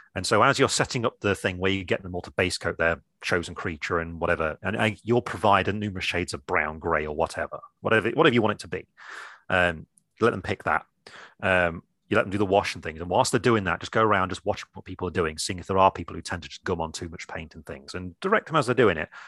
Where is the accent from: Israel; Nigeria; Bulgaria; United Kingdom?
United Kingdom; England; I'm English